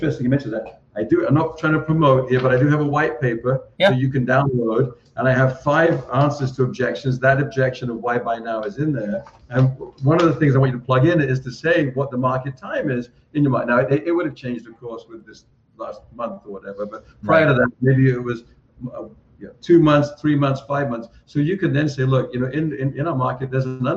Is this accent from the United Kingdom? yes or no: yes; England, United Kingdom; I'm from England